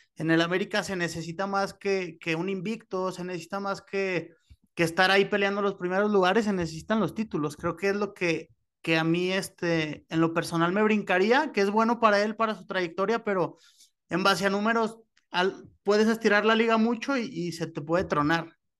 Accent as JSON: {"language": "Spanish", "region": "Zacatecas", "country": "Mexico", "tie": "born or raised there", "said": "originario del bello estado de Zacatecas"}